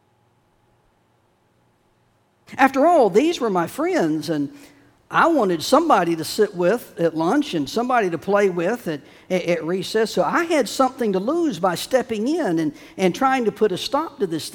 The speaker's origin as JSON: {"language": "English", "town": "Chapel Hill", "region": "North Carolina", "country": "United States", "tie": "born or raised there", "lives_now": "Wilmington, United States", "said": "I was growing up in Chapel Hill"}